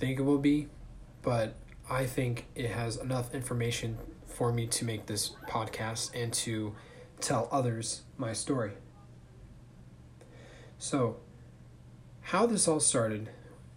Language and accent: English; Thousand Oaks, California, United States; my hometown of Thousand Oaks, California